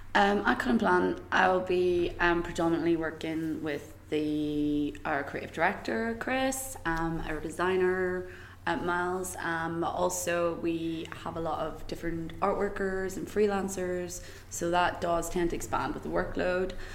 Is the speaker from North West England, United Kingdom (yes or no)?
no; Greencastle, Northern Ireland, United Kingdom; moved away as an adult; also born or lived in Belfast / London; I'm actually originally from a really small, small village in County Tyrone called Greencastle